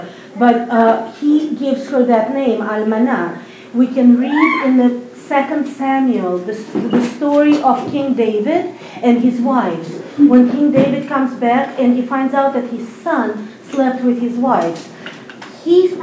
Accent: Saint Petersburg, Russia; now in Israel; I was born in Russia, in St. Petersburg, Russia. I made Aliyah, which is a word used for the Jewish people going back to the land of Israel, 16 years ago.

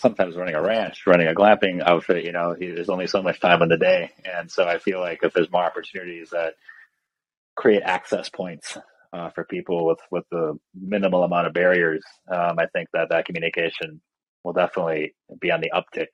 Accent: Minnesota, United States; moved away; I'm originally from Minnesota, so I'm well versed in the cold.

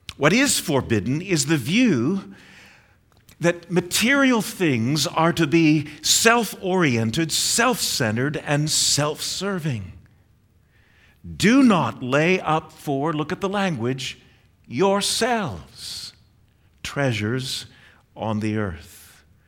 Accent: Northeast, United States; moved away; I grew up in the Northeast

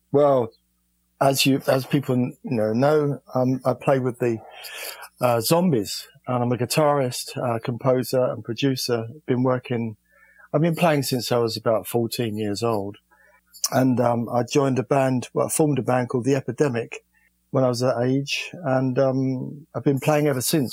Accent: London, United Kingdom; I was born in London in um, a place called East Dulwich

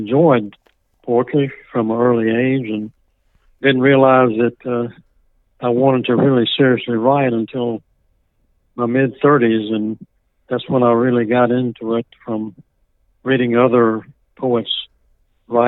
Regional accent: New Hebron, Mississippi, United States; Well, I grew up in New Hebron, Mississippi, a small town in Lawrence County

